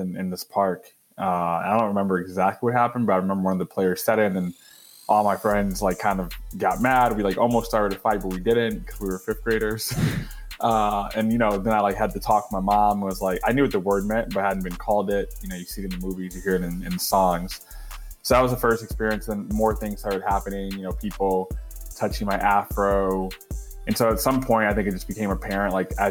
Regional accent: Detroit, Michigan, United States; I was born in Detroit, where my mom's from.

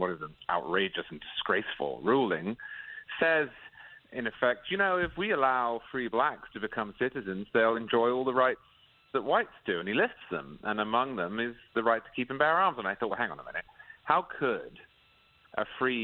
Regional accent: England, United Kingdom; I grew up in England

